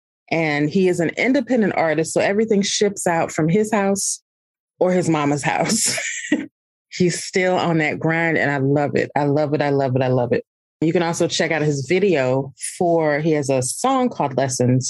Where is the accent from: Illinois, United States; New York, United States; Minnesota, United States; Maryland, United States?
Illinois, United States; Alton; I'm a River City girl. I was born in Alton, Illinois, literally not even a block from the Mississippi River